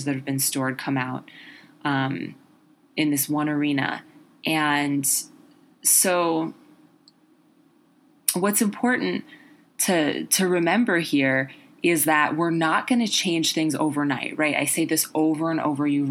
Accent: New York City, New York, United States; growing up in New York City

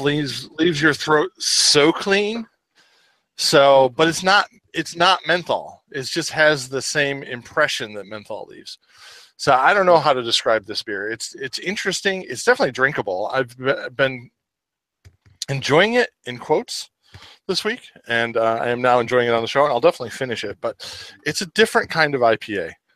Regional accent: Rochester, New York, United States; rochester new york my hometown where i'm lagging from right now

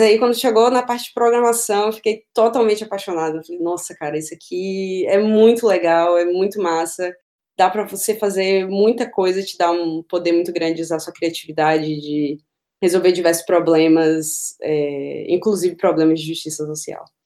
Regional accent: Feira de Santana, Bahia, Brazil; moved away as an adult; now in Berlin, Germany; eu sou de Feira de Santana, no interior da Bahia

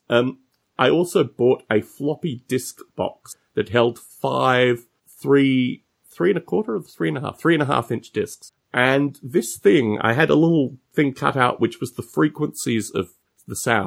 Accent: Canberra, Australian Capital Territory, Australia; moved away as an adult; also born or lived in Adelaide, South Australia / Bathurst, New South Wales; I was born in Adelaide, spent about 18 months there, formative years. And then we moved to a place called Bathurst, which is in New South Wales. And we were in Bathurst for a few years. And then we ended up in Canberra

